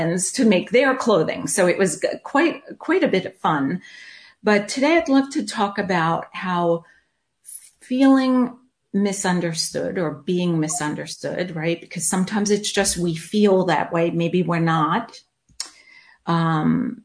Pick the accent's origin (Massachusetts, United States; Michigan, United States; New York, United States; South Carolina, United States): New York, United States; accent: New York; moved away as an adult; also born or lived in North Carolina; now in California, United States; I grew up in New York, which is a melting pot like nobody's business